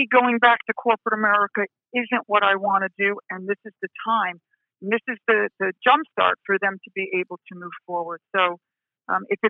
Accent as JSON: {"language": "English", "region": "New Jersey", "country": "United States", "accent": "Jersey", "said": "my Jersey accent"}